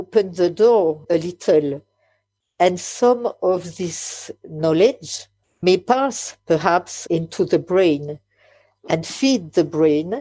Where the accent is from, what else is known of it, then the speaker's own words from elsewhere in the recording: France; English is a second language; English is not my mother language. I am French